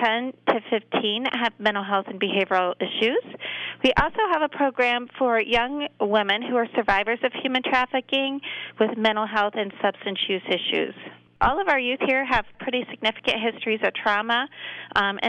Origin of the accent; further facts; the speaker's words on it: Cardington, Ohio, United States; also born or lived in Marion, Ohio; I was born in Marion, Ohio. And raised in Cardington, Ohio